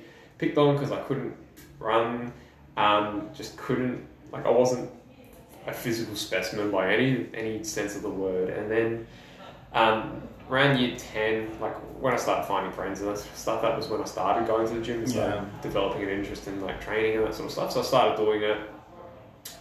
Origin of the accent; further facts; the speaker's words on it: Adelaide, South Australia, Australia; also born or lived in Wales; when I was seven, we moved to Adelaide, and then, you know, I started primary school in year three